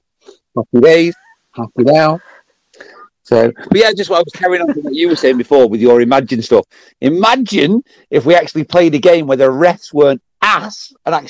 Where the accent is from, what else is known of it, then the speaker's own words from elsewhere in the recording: England, United Kingdom; I'm frigging English.